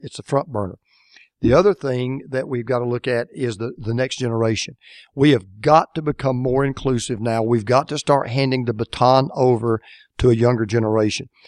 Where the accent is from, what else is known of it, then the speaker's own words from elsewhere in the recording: Atlanta, Georgia, United States; my hometown, Atlanta, Georgia.